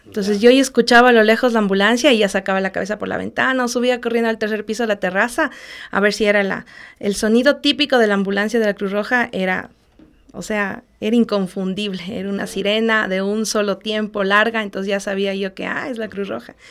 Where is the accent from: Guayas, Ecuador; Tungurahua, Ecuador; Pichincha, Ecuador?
Tungurahua, Ecuador; Ambato; soy ambateña de nacimiento, orgullosamente Guaitamba